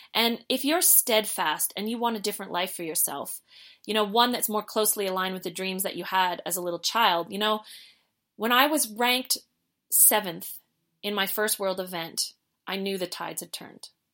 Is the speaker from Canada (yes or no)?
yes; Canada; we're from Canada